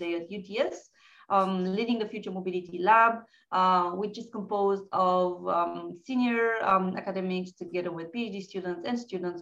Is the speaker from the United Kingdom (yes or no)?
no; Romania; moved away as an adult; also born or lived in Bucharest / France; I'm originally from Romania.